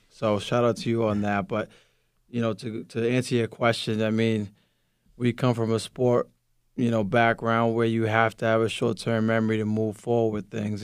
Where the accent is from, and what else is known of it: Lynn, Massachusetts, United States; born or raised there; first language Spanish; English is a second language